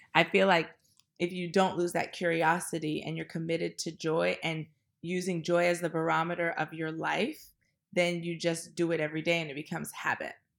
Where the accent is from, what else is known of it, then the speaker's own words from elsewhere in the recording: Washington, District of Columbia, United States; also born or lived in New York City; now in Los Angeles, United States; I am from Washington, D C. I currently live in Los Angeles and New York City